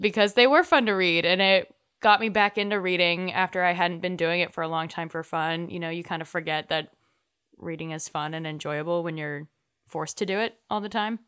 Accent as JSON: {"language": "English", "region": "North Texas", "country": "United States", "tie": "born or raised there", "said": "growing up in North Texas"}